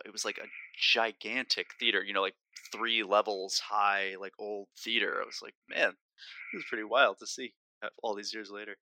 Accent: New Jersey, United States; I grew up in North Jersey

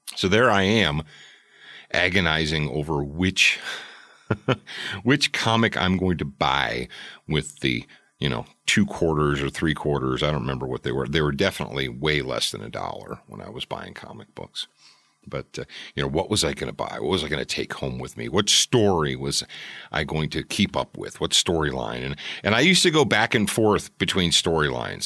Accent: Detroit, Michigan, United States; quarter of a mile from my house when I was growing up in Detroit

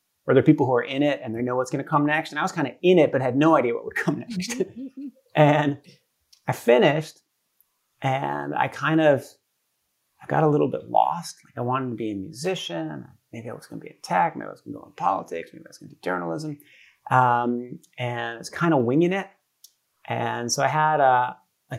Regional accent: Brookline, Massachusetts, United States; moved away as an adult; also born or lived in Stanford, California; now in Brooklyn, United States; I grew up in Boston, a suburb of Boston called Brookline.

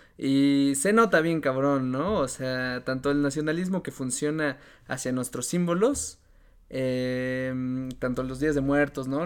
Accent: Mexico; así como yo, él es mexicano

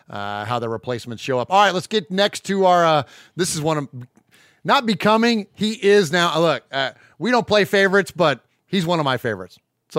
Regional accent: California, United States; now in the South, United States; growing up in California

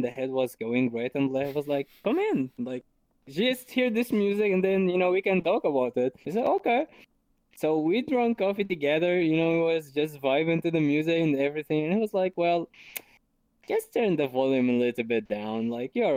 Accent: Syria; English is a second language; now in Germany; I'm originally from Syria. For who don't know Syria, it's a country in the Middle East. And I'm living here in Germany for like 7 years.

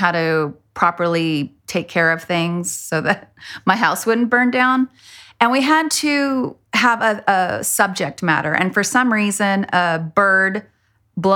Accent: El Paso, Texas, United States; now in Austin, United States; growing up in El Paso had such a influence on me

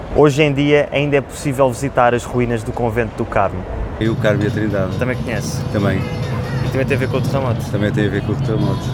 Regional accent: Lisbon, Portugal; accent: Lisbon; also born or lived in Madeira; em Lisboa, o sotaque com que crescemos é muito parecido àquele que ouvimos na televisão

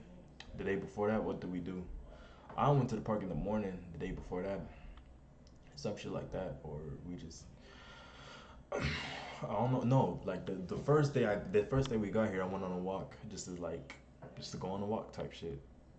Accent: Ohio, United States; also born or lived in Germany / Kentucky; now in California, United States; I was born in Germany, and then we moved to Ohio, and then from Ohio we went to Kentucky, and now I'm 21.

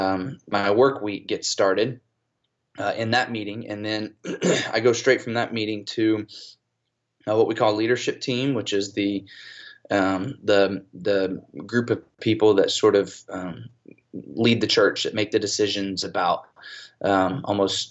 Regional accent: Atlanta, Georgia, United States; moved away as an adult; also born or lived in South Carolina; now in Fayetteville, United States; I'm originally from Atlanta, Georgia. We moved back to Georgia, the Atlanta area, when I was in 8th grade

